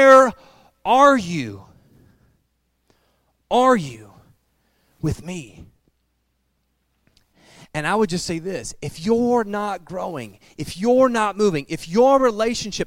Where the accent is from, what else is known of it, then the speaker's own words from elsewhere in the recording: Piqua, Ohio, United States; the thriving metropolis of Piqua, Ohio. By the way, that is my hometown